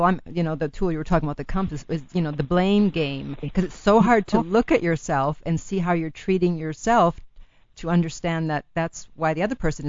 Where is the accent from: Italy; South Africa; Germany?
Italy; first language Italian; English is a second language; moved away; Since I was born in Italy, I knew how to speak Italian first. And then I studied French in school, and then the Spanish is self-taught.